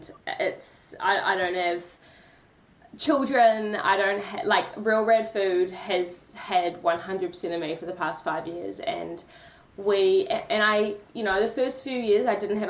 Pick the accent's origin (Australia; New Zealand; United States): New Zealand; Tauranga, Bay of Plenty; also born or lived in Auckland; I was born in Tauranga, went to Auckland University to study for 3 years